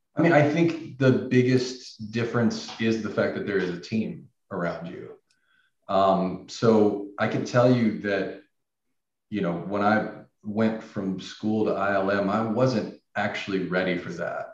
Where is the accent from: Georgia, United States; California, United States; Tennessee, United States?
Tennessee, United States; Nashville; moved away; I was originally from Nashville, Tennessee